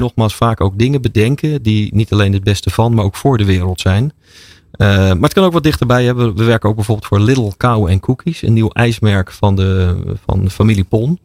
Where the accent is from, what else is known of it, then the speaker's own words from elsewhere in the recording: Rotterdam, South Holland, Netherlands; Ik ben ooit in Rotterdam geboren.